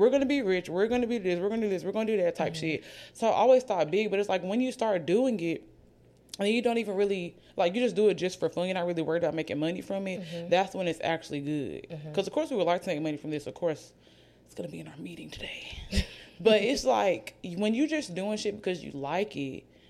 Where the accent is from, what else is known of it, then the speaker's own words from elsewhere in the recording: Oxford, United States; now in Birmingham, United States; neither one of us are from Birmingham. I'm from Oxford.